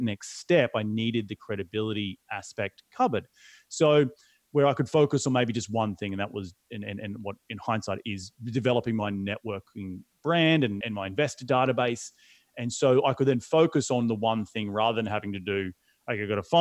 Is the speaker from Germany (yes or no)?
no; Australia; moved away as an adult; now in United States; as an Aussie moving halfway across the world